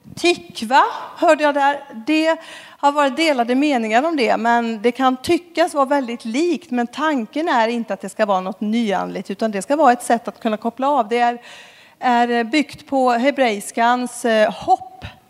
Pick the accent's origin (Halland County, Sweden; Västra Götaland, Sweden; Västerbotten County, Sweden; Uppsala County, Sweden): Västra Götaland, Sweden; Skara; moved away as an adult; now in Stockholm, Sweden; Jag är från Skara ursprungligen. Bor i Stockholm sedan 10-12 eh, år tillbaka